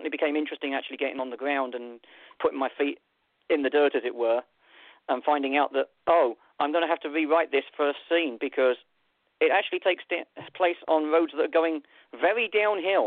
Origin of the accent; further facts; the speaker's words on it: London, United Kingdom; now in Alaska, United States; I'm a city boy. I grew up in London.